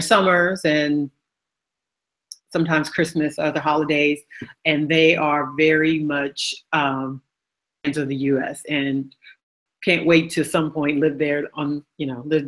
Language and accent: English; California, United States; moved away as an adult; now in The Hague, Netherlands; I am originally from the United States. California is where I was born. I have lived in Holland almost 19 years